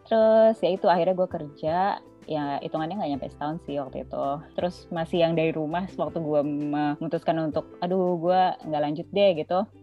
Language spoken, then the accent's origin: Indonesian; Indonesia; moved away as an adult; now in Netherlands; gue orang Indo